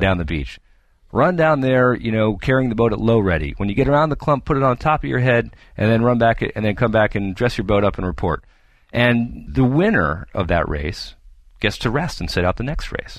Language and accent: English; New Hampshire, United States; moved away; I'm originally from the East Coast, and my parents are still back there in New Hampshire